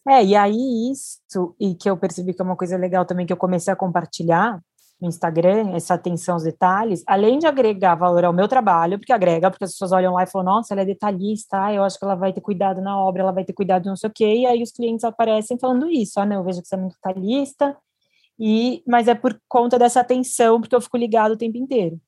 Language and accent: Portuguese; Brazil; first language Portuguese; eu, brasileira que fala português